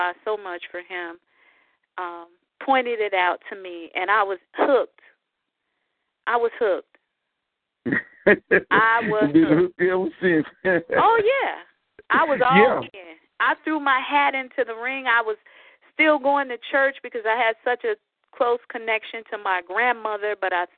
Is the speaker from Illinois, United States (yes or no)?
yes; Chicago, Illinois, United States; also born or lived in Montgomery, Alabama; I'm from Chicago